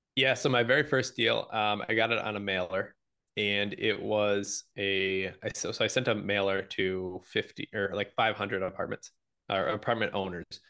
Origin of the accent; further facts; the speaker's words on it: Michigan, United States; I live in Michigan. I'm from Michigan.